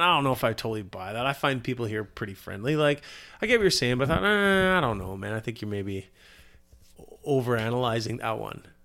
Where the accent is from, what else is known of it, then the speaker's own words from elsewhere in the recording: Victoria, British Columbia, Canada; I'm from Victoria